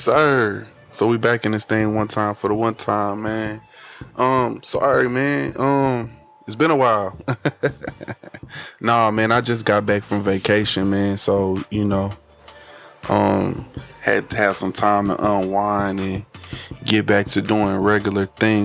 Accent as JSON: {"language": "English", "region": "Louisiana", "country": "United States", "said": "I'm from Louisiana"}